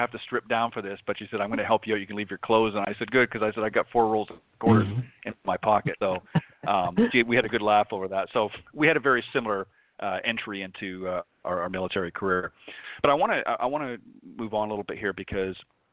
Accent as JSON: {"language": "English", "country": "Canada", "tie": "born or raised there", "moved": "yes", "lives_now": "United States", "said": "I was born and raised in Canada. I live in the U.S. now"}